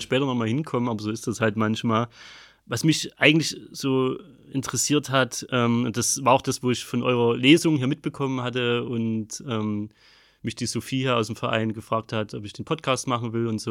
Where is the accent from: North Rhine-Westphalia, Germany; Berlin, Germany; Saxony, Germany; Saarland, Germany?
Saxony, Germany; Ellefeld; moved away; also born or lived in Rodewisch; ich komme aus Ellefeld, bin in Rodewisch geboren